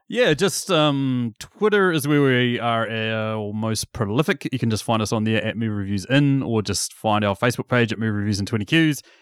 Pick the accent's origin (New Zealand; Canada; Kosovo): New Zealand; as a young New Zealand boy